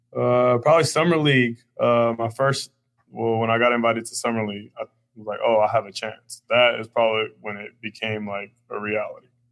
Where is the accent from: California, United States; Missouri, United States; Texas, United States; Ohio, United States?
California, United States; Oakland; growing up in East Oakland. I come from an impoverished community